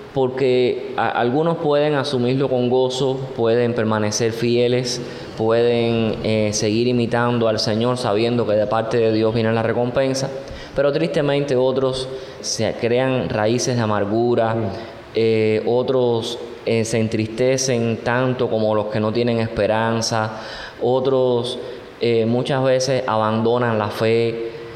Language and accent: Spanish; Cuba